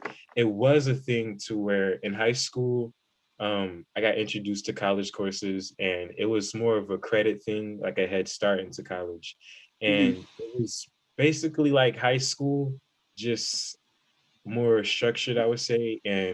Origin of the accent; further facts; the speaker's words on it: Columbus, Ohio, United States; I'm from Columbus, Ohio.